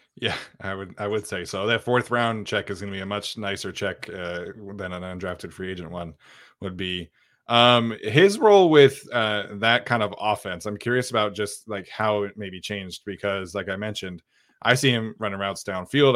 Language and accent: English; Utah, United States; I grew up in Utah